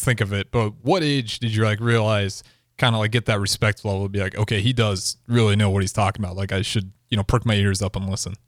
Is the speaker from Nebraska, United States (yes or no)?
yes; Northeast Nebraska, United States; I'm from Northeast Nebraska